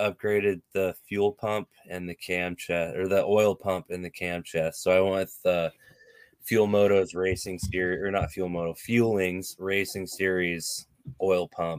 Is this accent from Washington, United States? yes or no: yes; Ellensburg, Washington, United States; also born or lived in Yakima, Washington / Cle Elum, Washington; I was born in Ellensburg, and spent a lot of time between Ellensburg, Yakima, and Clay Elum.